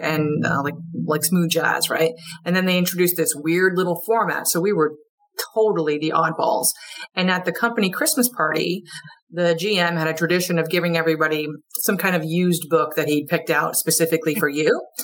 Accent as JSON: {"language": "English", "region": "Vermont", "country": "United States", "also_born_or_lived": "Wilmington / Georgia", "moved": "yes", "said": "I'm from Vermont originally. I'm a you know more or less a Yankee up here"}